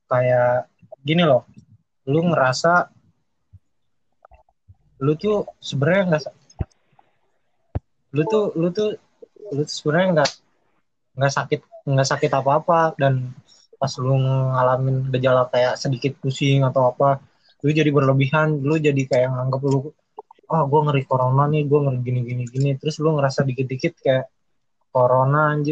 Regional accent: Jakarta, Indonesia; gue lahir di Jakarta tanggal 17 Agustus 2000 tahun 2000

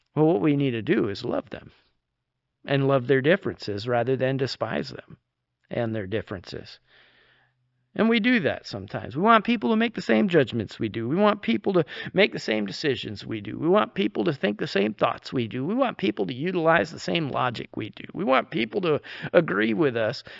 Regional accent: New York, United States; moved away; growing up in New York

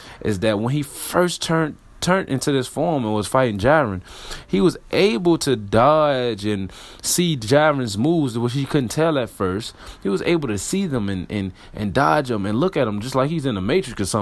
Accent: Richmond, Virginia, United States; RVA, my hometown

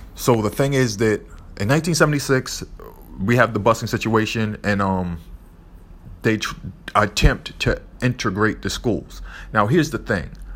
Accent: Boston, Massachusetts, United States; I grew up in the South End, Little Roxbury

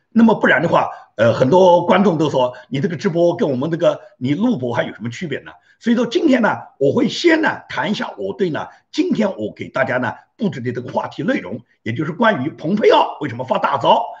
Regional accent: China; 按照我们中国人讲

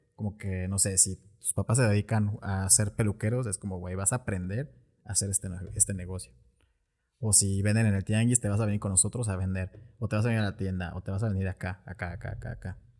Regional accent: Mexico; nosotros como mexicanos

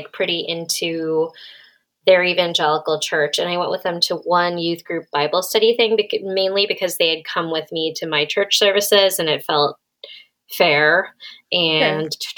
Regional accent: Massachusetts, United States; I'm from Massachusetts

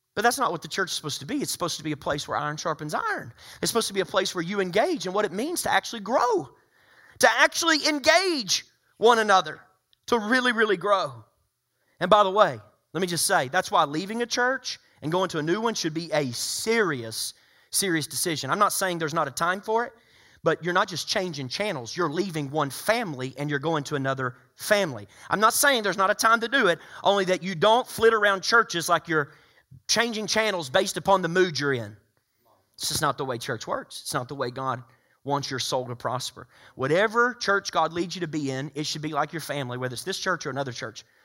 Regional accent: the South, United States; growing up in the South

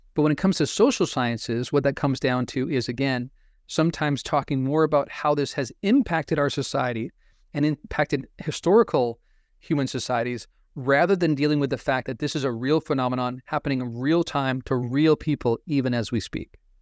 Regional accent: Pacific Northwest, United States; I grew up in the Pacific Northwest

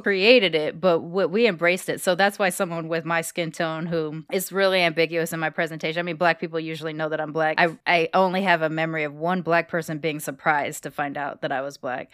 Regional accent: Long Beach, California, United States; moved away as an adult; now in Texas, United States; I grew up in Long Beach

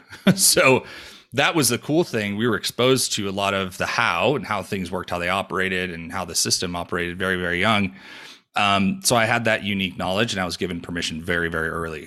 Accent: New York, United States; now in Denver, United States; I was born and raised in New York

